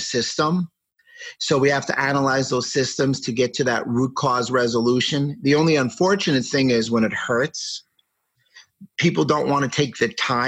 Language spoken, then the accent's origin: English; New York City, New York, United States; I grew up in New York City, and I went to a business school in New York called Pace